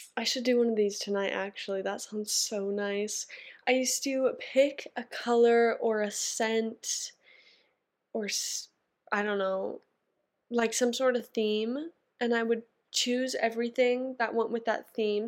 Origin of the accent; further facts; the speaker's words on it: Canada; I'm a Canadian girl